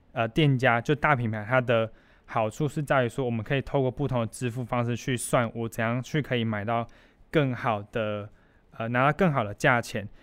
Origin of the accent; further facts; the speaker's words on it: Kaohsiung, Taiwan; moved away as an adult; now in Douliu, Taiwan; 我是，我是高雄人